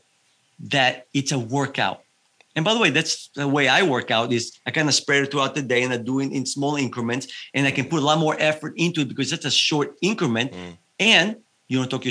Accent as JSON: {"language": "English", "area": "Evia", "region": "Central Greece", "country": "Greece", "tie": "born or raised there", "moved": "yes", "lives_now": "United States", "said": "I was raised in Greece"}